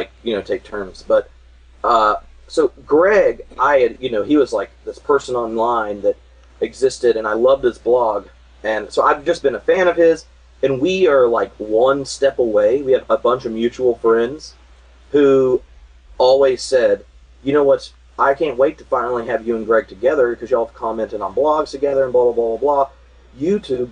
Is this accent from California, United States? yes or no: no; North Carolina, United States; I grew up in North Carolina.